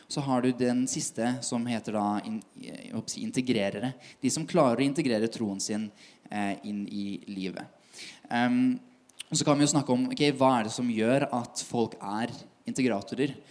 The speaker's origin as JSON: {"language": "Norwegian", "town": "Tønsberg", "region": "Vestfold", "country": "Norway", "moved": "yes", "lives_now": "Oslo, Norway", "said": "kommer fra Tønsberg"}